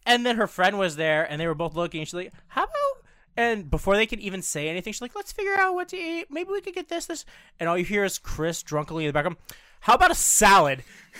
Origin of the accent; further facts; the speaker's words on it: Canada; moved away; Because I'm from Canada.